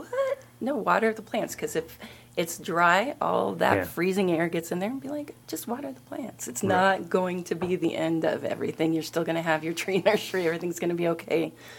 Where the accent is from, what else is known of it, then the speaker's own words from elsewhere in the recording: Oregon, United States; also born or lived in Seattle, Washington / Colorado; I'm in the desert now and I am from Oregon, Seattle, Washington, Colorado.